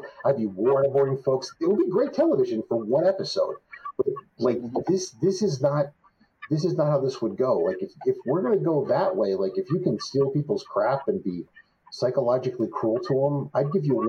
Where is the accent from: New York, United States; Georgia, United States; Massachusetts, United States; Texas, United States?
Texas, United States; Lubbock; I was born in Lubbock, Texas, where Texas Tech is. So it is my hometown.